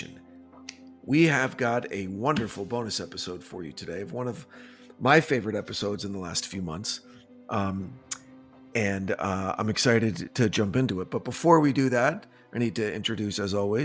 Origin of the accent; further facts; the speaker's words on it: New Jersey, United States; now in Los Angeles, United States; the type of upbringing that you get in Jersey or the way that I got, that's who you are